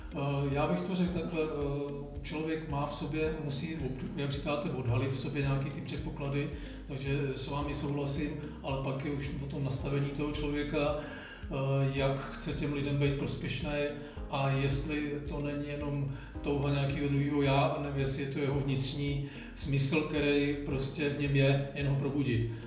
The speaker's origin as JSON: {"language": "Czech", "town": "Žleby", "region": "Central Bohemian Region", "country": "Czechia", "said": "u nás, eh, ve Žlebech, odkud pocházím"}